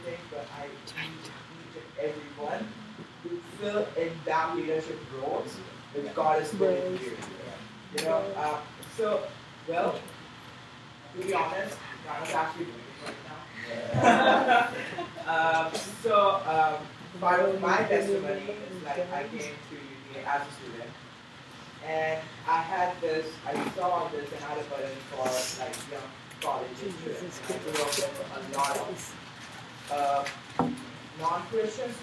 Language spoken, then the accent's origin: English; India; moved away; But that's my home country